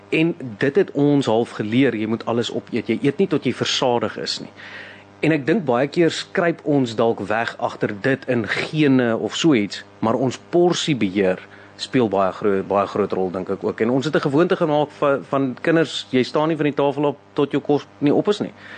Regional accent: South Africa; ons as Suid-Afrikaners

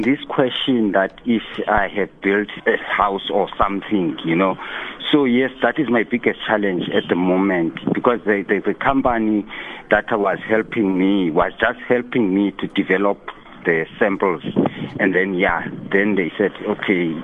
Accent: Eastern Cape, South Africa; also born or lived in Khayelitsha, Cape Town; now in Cape Town, South Africa; I grew up in Eastern Cape

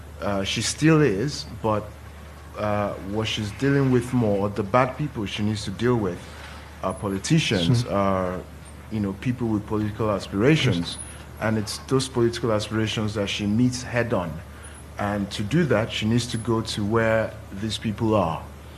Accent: Nigeria; now in London, United Kingdom; I'm Nigerian. I know Nigeria

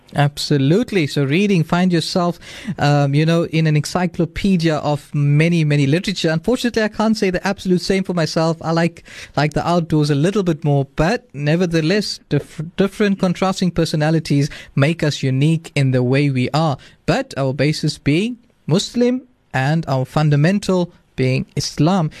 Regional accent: South Africa; our future as South African youth

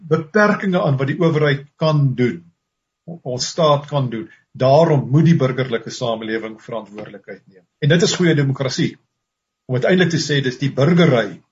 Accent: South Africa; ons as as as blanke Suid-Afrikaners

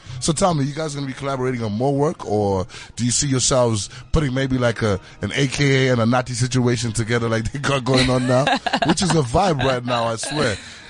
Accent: Zimbabwe; Sometimes you won't even say you're a Zimbabwean.

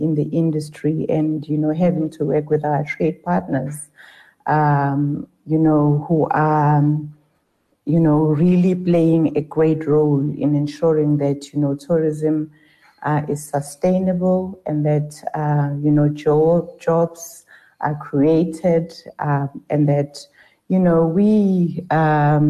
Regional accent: Ladysmith, KwaZulu-Natal, South Africa; also born or lived in Newcastle / Limpopo; I am from Ladysmith

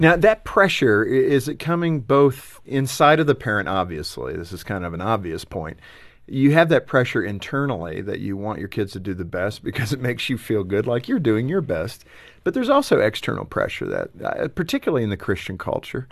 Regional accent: Los Angeles, California, United States; growing up in Los Angeles

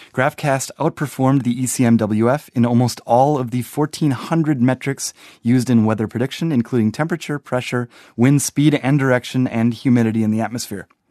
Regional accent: Wisconsin, United States; I'm from Wisconsin

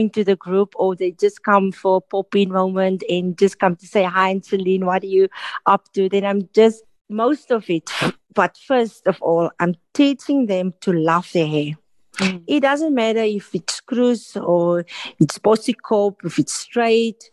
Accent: Citrusdal, Western Cape, South Africa; I'm from a small town in the Western Cape. It's called Citrusdal.

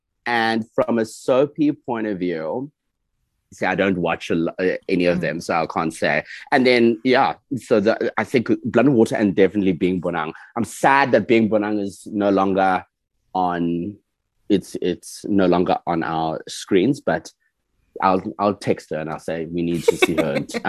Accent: United States; What I'm from the United States.

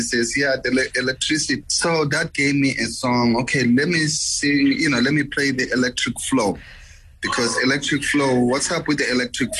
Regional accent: Soweto, Gauteng, South Africa; moved away; I was born in South Africa

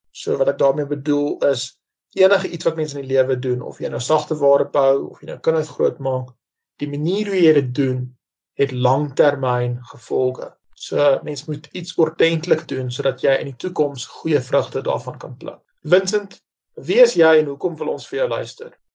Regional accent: Roodepoort, Gauteng, South Africa; Ek is gebore in Roodepoort, Wesrand van Johannesburg, Suid-Afrika.

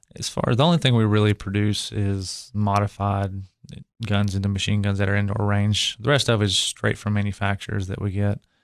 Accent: Cookeville, Tennessee, United States; I grew up in Cookville

